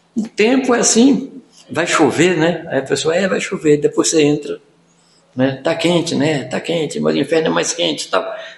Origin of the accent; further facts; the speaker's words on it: Minas Gerais, Brazil; eu sou mineiro.